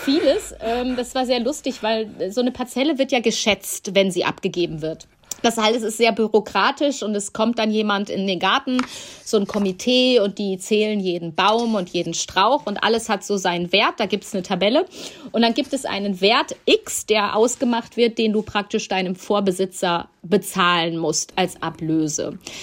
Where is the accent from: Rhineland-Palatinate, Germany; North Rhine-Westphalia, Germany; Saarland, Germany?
North Rhine-Westphalia, Germany; Ahlen; moved away; in meiner alten Heimat im Münsterland